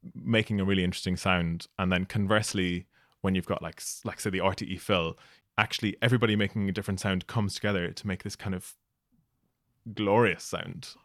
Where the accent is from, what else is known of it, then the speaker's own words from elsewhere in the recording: Ireland; moved away as an adult; also born or lived in Scotland; I was going from Ireland to do my P H D in Scotland.